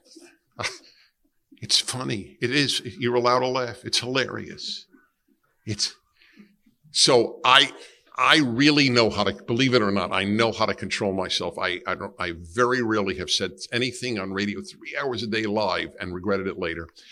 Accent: New York City, New York, United States; I grew up in Brooklyn, New York, and I grew up in an Italian and Jewish neighborhood

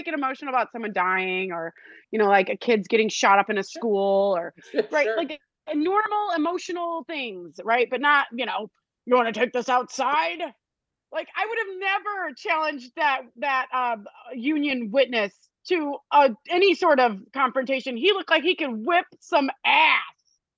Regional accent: United States; we as American people

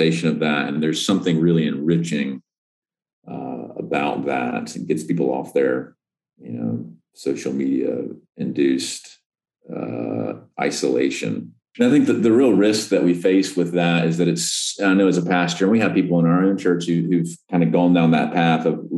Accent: the South, United States; as a recovering Southerner

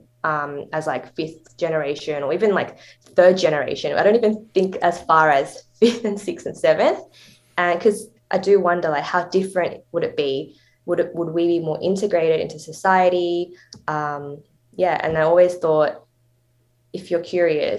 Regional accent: Sydney, New South Wales, Australia; I grew up in a pretty Asian area

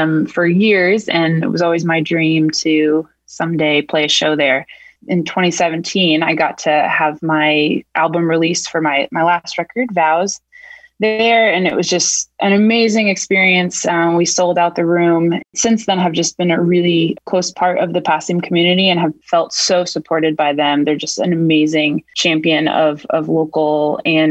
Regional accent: Portland, Maine, United States; now in Cambridge, United States; I'm originally from Portland, Maine, but I've been in Cambridge for 10 years now.

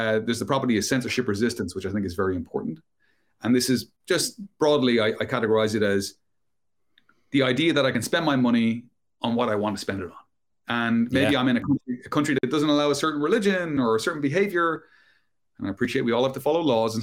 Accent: Ireland; moved away as an adult; also born or lived in London, United Kingdom; I emigrated from my home country of Ireland to the UK, to London

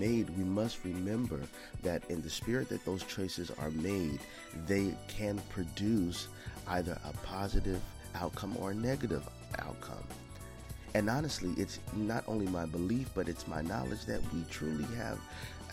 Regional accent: United States; as an American people, as an African American people

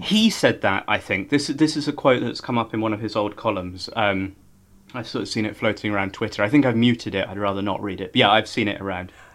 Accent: Norfolk, East of England, United Kingdom; now in London, United Kingdom; I grew up in Norfolk, small town.

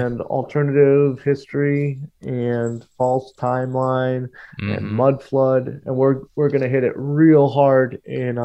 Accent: Portland, Oregon, United States; moved away; also born or lived in California / Milwaukie, Oregon; I grew up in Portland

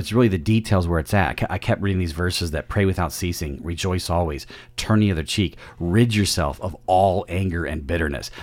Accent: central Illinois, United States; also born or lived in Peoria, Illinois; I was born in Illinois, in the Peoria area, and grew up in central Illinois

